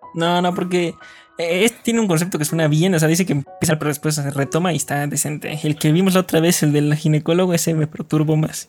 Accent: Mexico; también somos de México

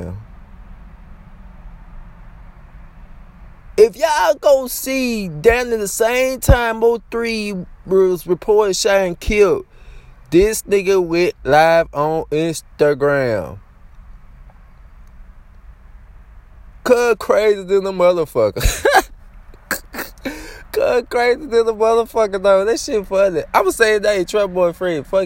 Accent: Louisiana, United States; I'm from Louisiana

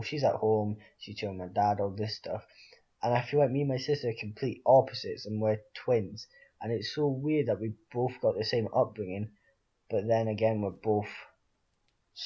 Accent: Aberdeen, Scotland, United Kingdom; now in Leeds, United Kingdom; when I go home to Aberdeen

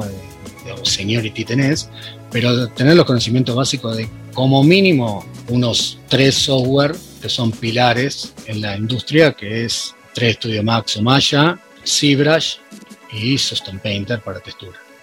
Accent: Mar del Plata, Buenos Aires Province, Argentina; yo soy de Mar del Plata

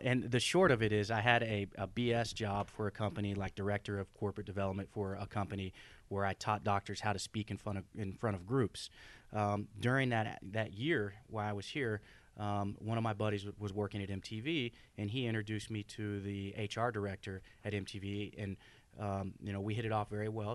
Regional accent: Oklahoma, United States; moved away as an adult; I grew up in Oklahoma, born and raised.

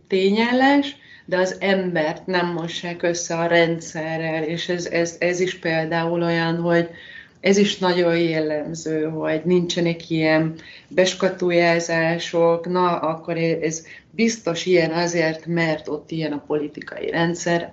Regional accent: Hungary; moved away as an adult; now in Spain; mi itt élünk, de magyarok vagyunk

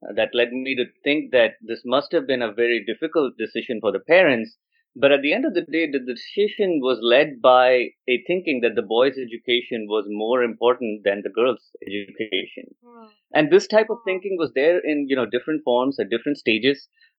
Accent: Bhubaneswar, Odisha, India; moved away as an adult; now in Bay Area, United States; I'm a postdoctoral research fellow at Stanford Plastic Surgery. I grew up in Bhubaneswar, India, and I moved to the US about 10 years ago. I've been living in the Bay Area now for 4 years

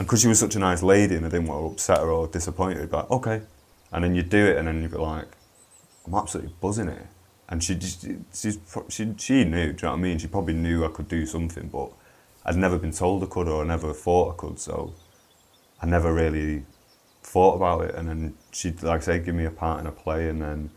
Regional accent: Manchester, North West England, United Kingdom; I grew up in Burnage

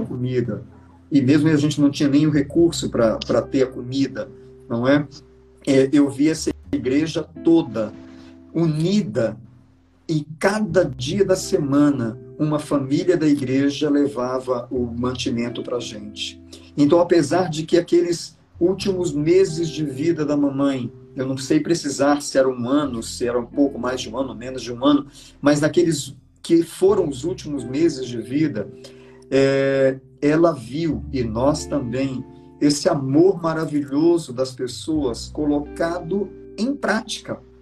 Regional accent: Belém, Pará, Brazil; Belém do Pará, de onde eu sou

